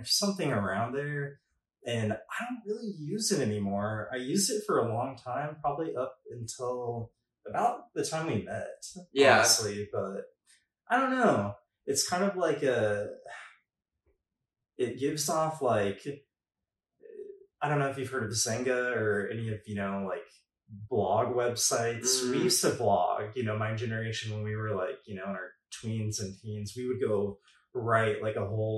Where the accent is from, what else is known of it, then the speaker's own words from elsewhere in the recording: Midwest, United States; growing up in the Midwest